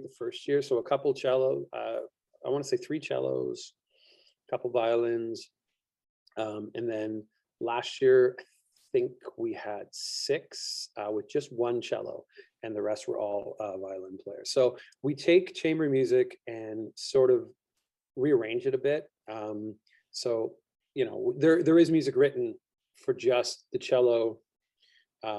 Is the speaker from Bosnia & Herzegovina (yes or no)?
no; Orillia, Ontario, Canada; I grew up in Orillia, which is like a small hockey town